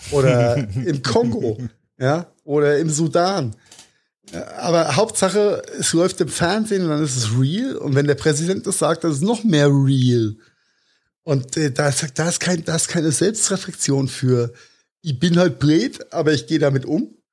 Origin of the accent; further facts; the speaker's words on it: Rhineland-Palatinate, Germany; zwischen Pfalz und Rheinhessen gibt, weil Pfalz ist da, wo der Trump herkommt. Wir kommen aus